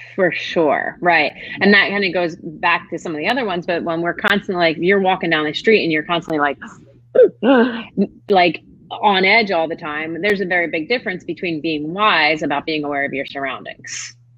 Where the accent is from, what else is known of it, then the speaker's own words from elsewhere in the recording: Northeast, United States; now in Charlotte, United States; I grew up in the Northeast